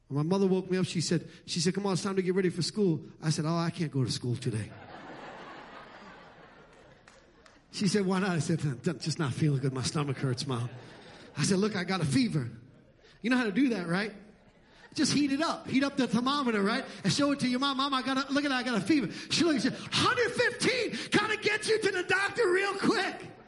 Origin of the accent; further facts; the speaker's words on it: New York City, New York, United States; moved away; where I grew up in Brooklyn and Staten Island and the Bronx and New York and Queens.